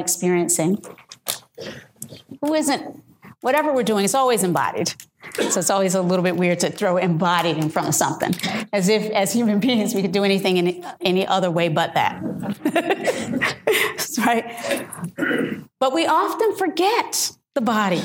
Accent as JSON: {"language": "English", "region": "the South", "country": "United States", "said": "I'm from the South"}